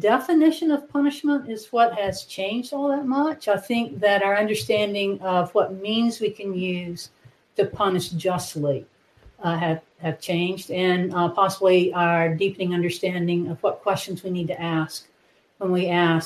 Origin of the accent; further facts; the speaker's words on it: Wynne, Arkansas, United States; also born or lived in Iowa / Indiana; now in Conway, United States; I grew up in Arkansas. I grew up in Wynn, Arkansas, in the Delta